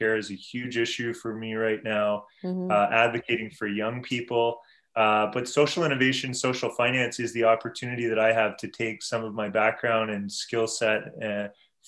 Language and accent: English; Brampton, Ontario, Canada; also born or lived in South Korea / London, United Kingdom; where I grew up in Brampton in Peel region